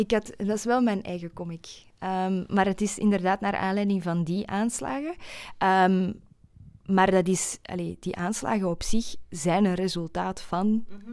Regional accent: Flanders, Belgium; accent: Flemish; Ik hoop dat mijn Vlaams accent er niet te hard gaat doorkomen.

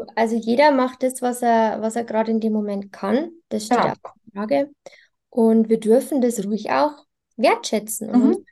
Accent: Bavaria, Germany; bei uns in Bayern

